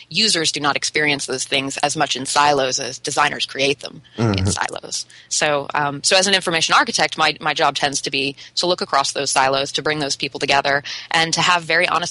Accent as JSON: {"language": "English", "country": "United States", "said": "being an American"}